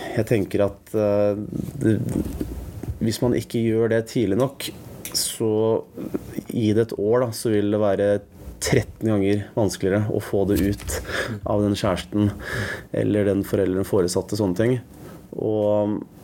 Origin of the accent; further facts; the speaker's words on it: Oslo, Norway; Jeg vokste opp på Bjølsen